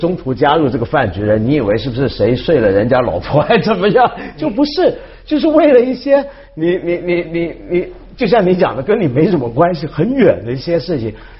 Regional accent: Hong Kong; 对，因为这一点，你刚才说，就我们香港人啊，

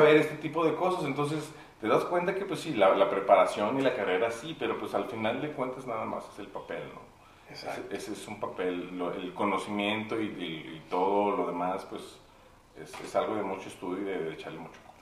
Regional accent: Mexico City, Mexico; now in Saltillo, Mexico; yo soy de la Ciudad de México, ya tengo 20 años viviendo en Saltillo

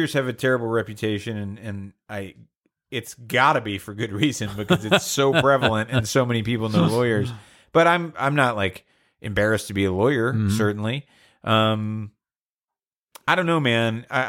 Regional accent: Georgia, United States; I'm from Georgia.

